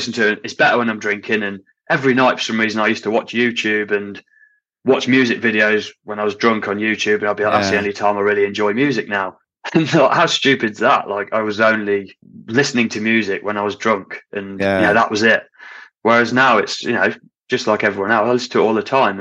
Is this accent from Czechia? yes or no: no; Hinckley, East Midlands, United Kingdom; moved away as an adult; if I lived back in my hometown in Hinckley